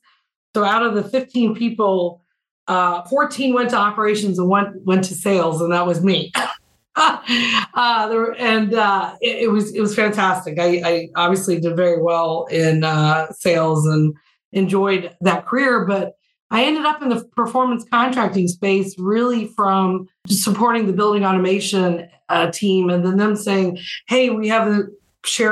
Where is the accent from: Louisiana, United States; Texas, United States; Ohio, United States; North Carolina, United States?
Louisiana, United States; I grew up in Louisiana